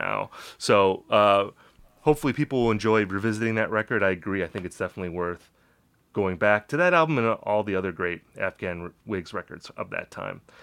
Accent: Wisconsin, United States; I'm from Wisconsin

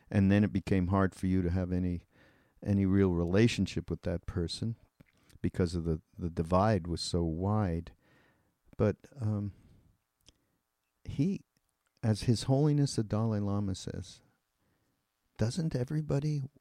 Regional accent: Canada; I'm well I'm Canadian and you're British.

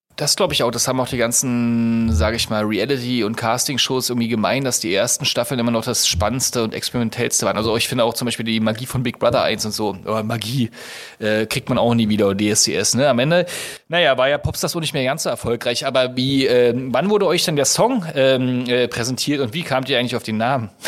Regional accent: East Germany, Germany; Ich bin ja ein Ossi

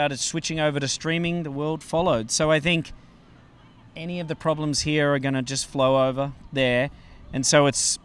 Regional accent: Australia; moved away as an adult; now in Los Angeles, United States; I'm from Australia

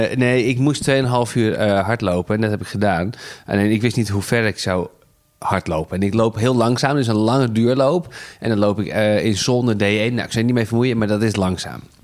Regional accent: Netherlands; wij zaten daar als Hollanders die we zijn

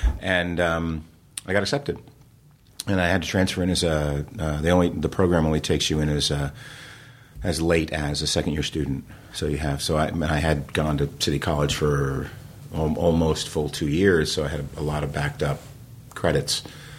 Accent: New Jersey, United States; So, I mean, I grew up in New Jersey. I was doing theater

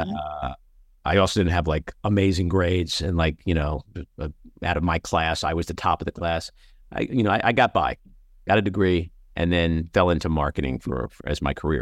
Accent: New York City, New York, United States; I'm a kid from Queens

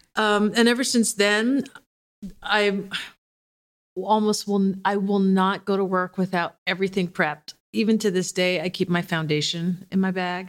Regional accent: Detroit, Michigan, United States; I grew up in Detroit, so that's, like, being from the South once removed

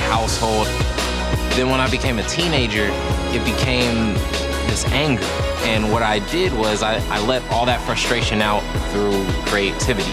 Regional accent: Stockton, California, United States; 27 years old, and I am from Stockton, California

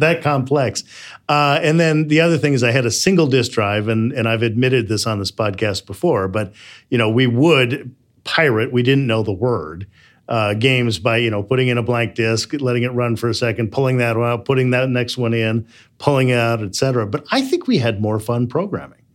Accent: Midwest, United States; I'm from the Midwest

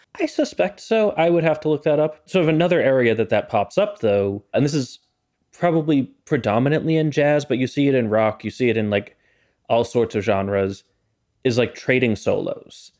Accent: Boston, Massachusetts, United States; I grew up in Boston.

